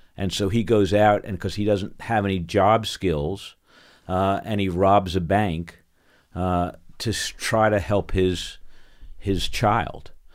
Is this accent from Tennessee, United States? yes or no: no; New York, United States; moved away; I grew up in New York, and, and that's who I am